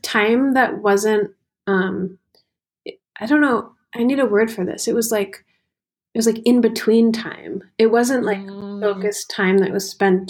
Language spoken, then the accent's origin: English; East Coast, United States; moved away as an adult; also born or lived in Iowa / northern Michigan; I grew up on the East Coast